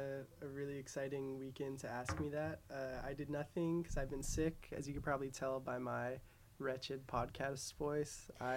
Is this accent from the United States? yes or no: yes; Hawaii, United States; now in New York City, United States; I grew up in Hawaii.